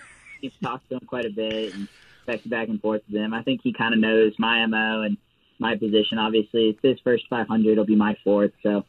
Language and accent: English; Connecticut, United States; I'm from Connecticut.